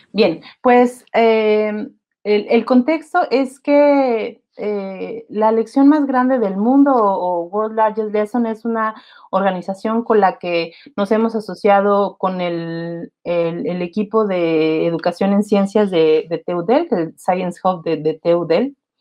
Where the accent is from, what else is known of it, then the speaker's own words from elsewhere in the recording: Mexico City, Mexico; moved away; also born or lived in Querétaro; yo soy de la Ciudad de México y mucho tiempo he vivido en Querétaro.